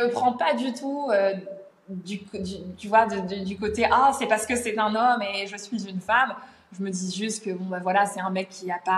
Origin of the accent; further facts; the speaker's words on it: United Kingdom; accent: British; French is a second language; j'ai des commentaires parfois sur mon accent brit, euh, des gens qui disent ah trop bizarre l'accent accent britannique